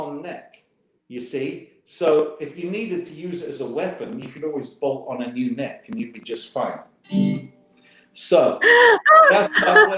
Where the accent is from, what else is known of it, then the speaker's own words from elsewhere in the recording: England, United Kingdom; moved away as an adult; now in Memphis, United States; growing up in England